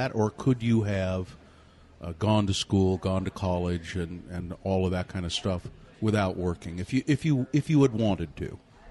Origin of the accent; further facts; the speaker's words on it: Ogden, Utah, United States; I grew up in Ogden at about that same time